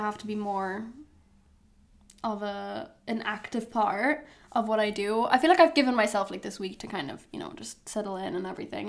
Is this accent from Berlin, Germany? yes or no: no; Hamburg, Germany; also born or lived in London; now in Amsterdam, Netherlands; growing up in Hamburg